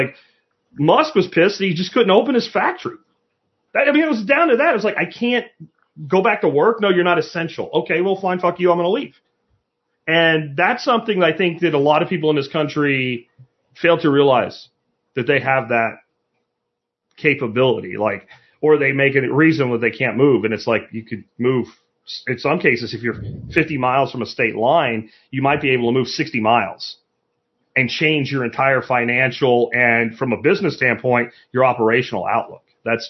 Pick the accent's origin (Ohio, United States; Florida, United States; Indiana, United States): Florida, United States; now in Texas, United States; It's not like because I came from Florida, I have to like change my driver's license.